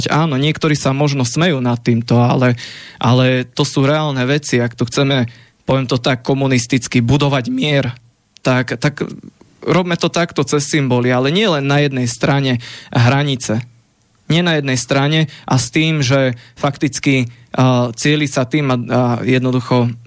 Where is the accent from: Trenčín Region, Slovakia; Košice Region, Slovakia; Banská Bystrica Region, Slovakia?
Banská Bystrica Region, Slovakia; Rimavská Sobota; born there; mňa vyháňajú niektorí takíto šovinisti z môjho rodiska. Ja som sa narodil v Rimavskej sobote, v druhej Slovenskej republike